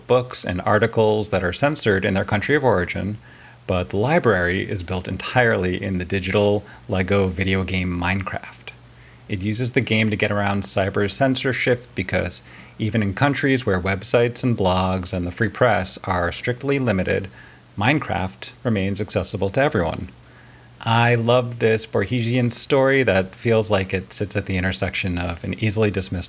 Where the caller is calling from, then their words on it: Brooklyn, New York, United States; Hi, Gabfest. … from Brooklyn.